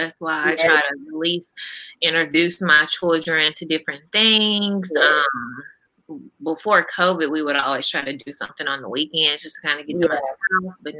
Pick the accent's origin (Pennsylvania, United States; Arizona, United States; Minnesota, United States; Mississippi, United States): Mississippi, United States; Grenada; also born or lived in Jackson, Mississippi; I'm from Grenada, and I ended up going to college in Jackson at Jackson State, and it was a culture shock for me when I went. Like where I'm from is very diverse.